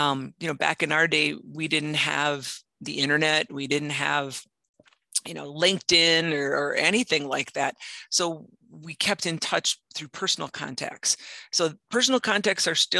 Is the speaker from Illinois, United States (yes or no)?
no; Marinette, Wisconsin, United States; moved away as an adult; also born or lived in Twin Cities; I grew up in Marinette